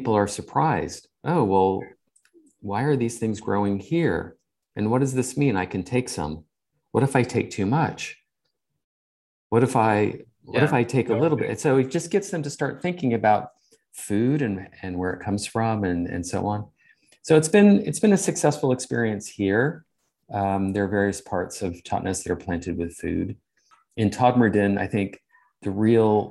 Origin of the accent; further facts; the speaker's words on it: California, United States; moved away as an adult; now in England, United Kingdom; I'm from California